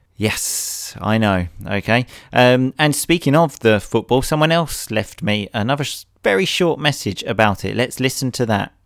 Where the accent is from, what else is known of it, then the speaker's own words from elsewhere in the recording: England, United Kingdom; I'm an English hooligan idiot